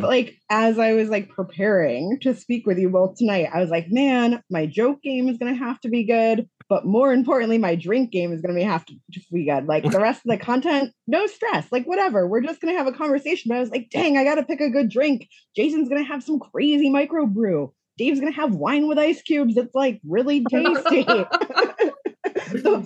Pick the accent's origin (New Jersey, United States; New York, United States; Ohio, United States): New York, United States; Rochester; moved away as an adult; also born or lived in Buffalo, New York; now in Chicago, United States; originally, I am from Rochester, New York.